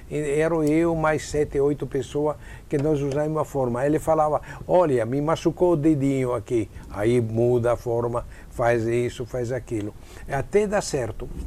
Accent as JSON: {"language": "Portuguese", "town": "Padua", "region": "Veneto", "country": "Italy", "second_language": "Portuguese", "said": "Ah, sou de Pádua."}